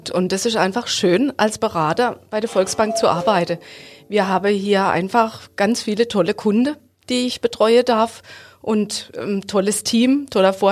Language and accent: German; Hofweier, Baden-Württemberg, Germany; Ich komme aus Hofweier.